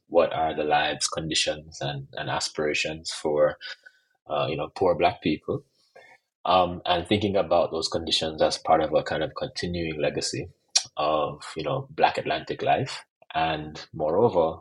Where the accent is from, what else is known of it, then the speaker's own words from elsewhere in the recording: Jamaica; I'm also Jamaican